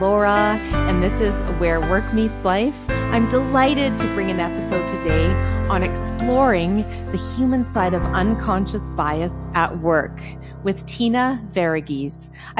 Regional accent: Calgary, Alberta, Canada; I understand you grew up in Calgary just as I did.

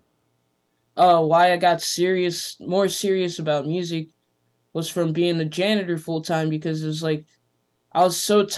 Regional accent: Los Angeles, California, United States; moved away; growing up in Venice is like it taught me a lot about business

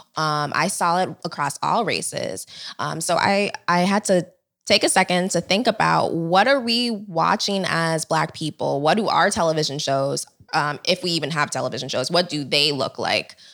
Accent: United States; I am Nigerian. I was born here, but my parents were both born in Nigeria.

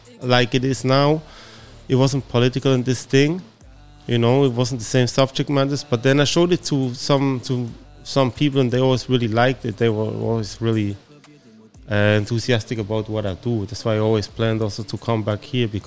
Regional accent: Switzerland; I'm from Switzerland

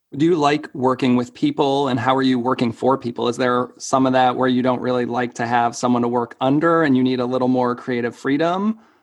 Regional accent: Marlborough, Massachusetts, United States; I'm from Marlborough, which is, you know, like an hour

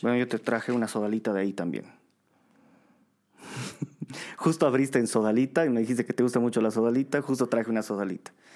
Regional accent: Bolivia

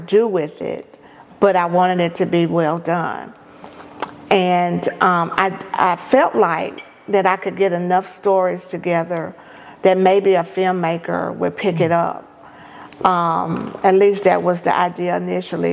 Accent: Prentiss, Mississippi, United States; now in Jackson, United States; my hometown, which is Jefferson Davis County, Apprentice, Mississippi

